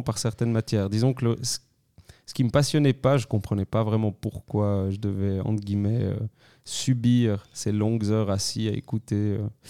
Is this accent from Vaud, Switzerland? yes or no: no; Crans-Montana, Valais, Switzerland; also born or lived in Lausanne; je suis né en 1990 à Cran-Montana. Je suis valaisan d'origine